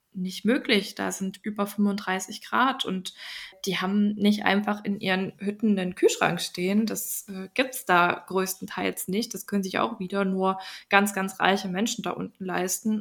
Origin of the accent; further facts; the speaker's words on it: Germany; hier bei uns in Deutschland